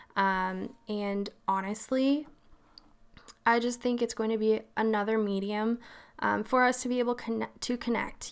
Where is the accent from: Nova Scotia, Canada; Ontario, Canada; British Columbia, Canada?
Nova Scotia, Canada; moved away; also born or lived in Vancouver, Canada; I'm East Co-, Coast, born and raised Nova Scotia, so that's where the weird voice comes from